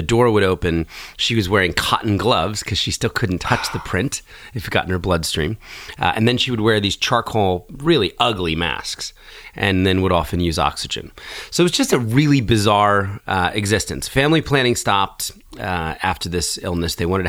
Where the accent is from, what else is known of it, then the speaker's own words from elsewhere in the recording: New Jersey, United States; also born or lived in Philadelphia; And when I was four, we moved from Philadelphia to get closer to my dad's new job. To the suburbs of southern Jersey.